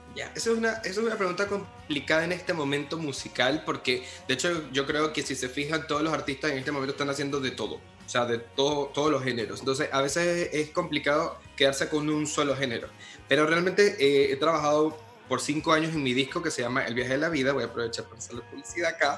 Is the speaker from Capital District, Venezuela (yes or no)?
no; Barquisimeto, Lara, Venezuela; en mi ciudad natal, que se llama Barquisimeto, Venezuela, porque soy venezolano también falta decir eso. Se nota por mi acento